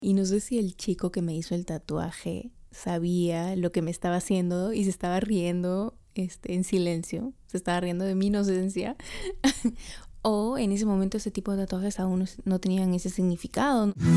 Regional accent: Trujillo, La Libertad, Peru; yo soy trujillana

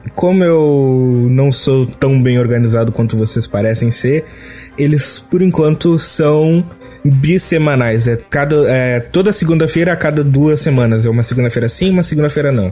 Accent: Rio Grande do Sul, Brazil; Eu sou do Rio Grande do Sul

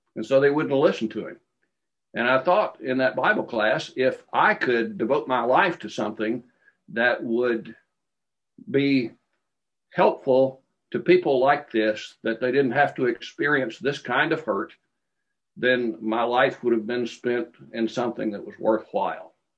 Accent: Glasgow, Kentucky, United States; I was born in Glasgow, Kentucky, and um, I obeyed the gospel um, in a little congregation called Bearwallow, which was north of Glasgow, uh, when I was 12 years old

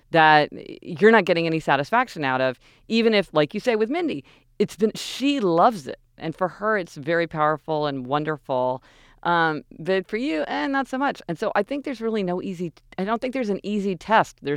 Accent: Kansas City, Missouri, United States; we're spoiled growing up in Kansas City.

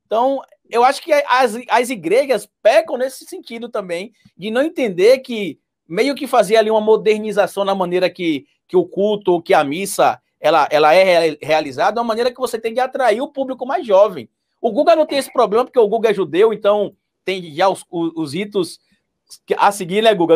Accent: Itabuna, Bahia, Brazil; na minha cidade natal, lá em Tabuna

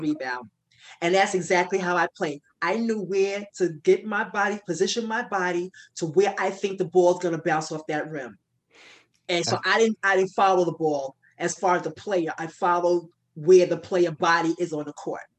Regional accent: New York, United States; I'm from New York

